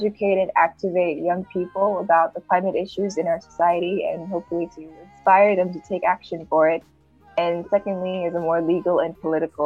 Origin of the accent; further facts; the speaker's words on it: Marshall Islands; moved away as an adult; now in Vanuatu; I'm from the Marshall Islands, and I'm a third-year law student at the USP, and I'm based in Vanuatu